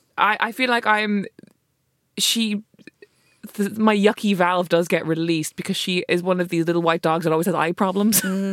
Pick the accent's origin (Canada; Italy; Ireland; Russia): Ireland; as an Irish person